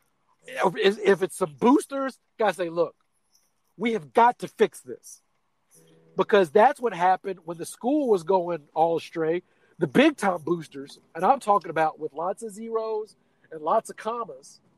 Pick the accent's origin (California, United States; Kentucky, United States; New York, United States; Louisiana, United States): Kentucky, United States; Louisville; my hometown